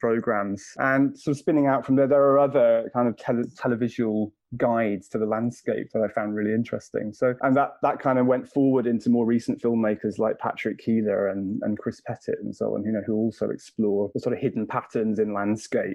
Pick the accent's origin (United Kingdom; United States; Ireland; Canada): United Kingdom; Bristol, South West England; moved away as an adult; I grew up in Bristol